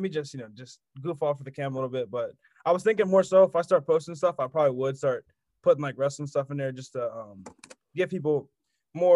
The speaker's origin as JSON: {"language": "English", "region": "Maryland", "country": "United States", "said": "I'm from Maryland, so my dad's from Pittsburgh"}